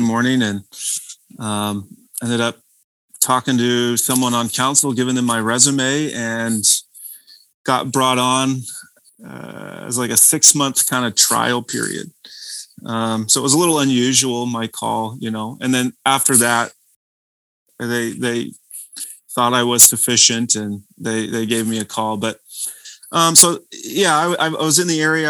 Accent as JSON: {"language": "English", "town": "Visalia", "region": "California", "country": "United States", "tie": "born or raised there", "moved": "as an adult", "lives_now": "West Michigan, United States", "said": "Central California, where I grew up, is very different"}